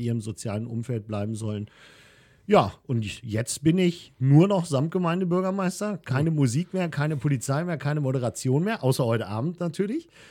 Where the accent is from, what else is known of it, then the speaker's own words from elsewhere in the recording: Wunstorf, Lower Saxony, Germany; ich bin in Wunsdorf groß geworden